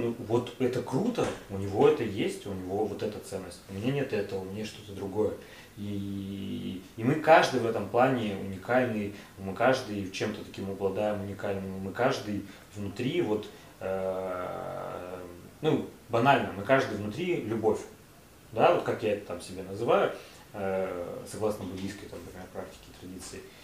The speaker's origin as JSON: {"language": "Russian", "town": "Tyumen", "region": "Tyumen Oblast", "country": "Russia", "said": "я простой чувак из Тюмени"}